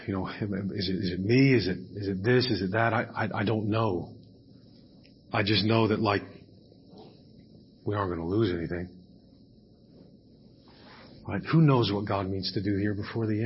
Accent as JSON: {"language": "English", "country": "United States", "said": "I'm an American."}